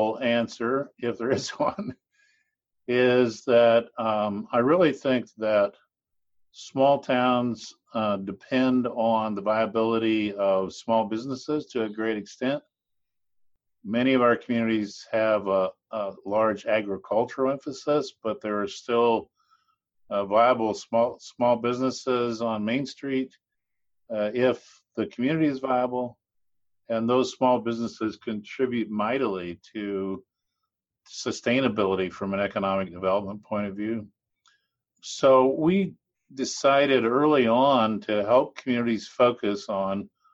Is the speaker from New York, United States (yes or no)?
no; western Nebraska, United States; I grew up in Nebraska. I grew up in the western part of the state